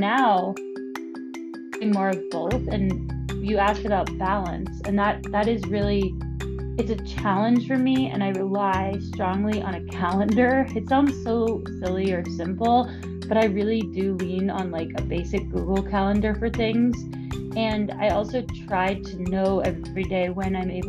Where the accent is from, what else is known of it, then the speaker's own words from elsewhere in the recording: Bay Area, California, United States; I am Greek-American. I grew up in the Bay Area